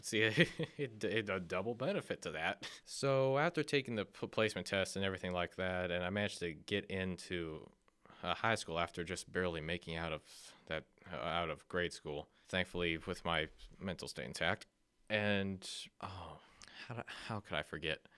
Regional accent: Akron, Ohio, United States; I was born and raised in Akron, Ohio

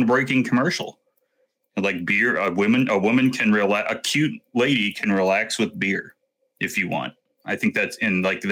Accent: United States; I'm American

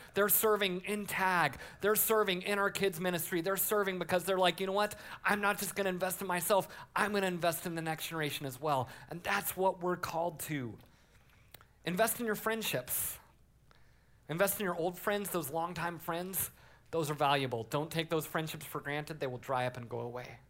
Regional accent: Colorado, United States; I grew up in Colorado as a Broncos fan.

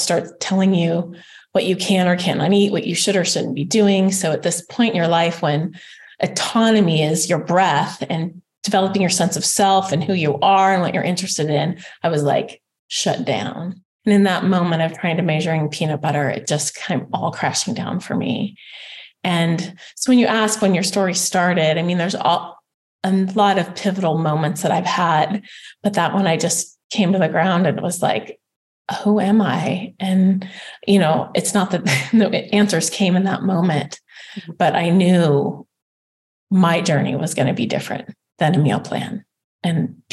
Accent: Spokane, Washington, United States; had come from a really good running high school in Spokane, Washington

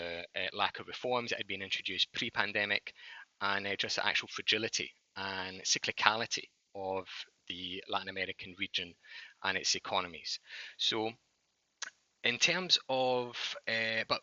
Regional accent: Scotland, United Kingdom; accent: Scottish; moved away as an adult; also born or lived in London; now in New York, United States; I'm actually from Scotland, but don't let the Scottish accent fool you. I've been living in New York for the past 6 years

